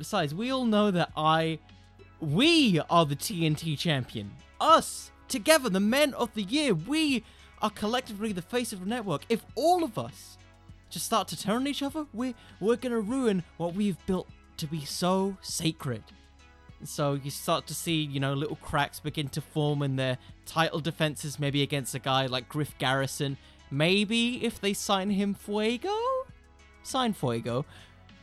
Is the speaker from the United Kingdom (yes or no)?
yes; United Kingdom; I'm British